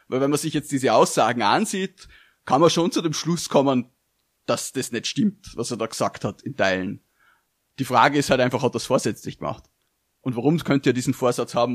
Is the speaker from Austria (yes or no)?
yes; Austria; als Österreicher